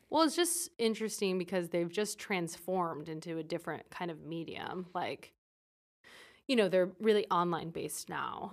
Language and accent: English; Fresno, California, United States; I'm from Fresno, California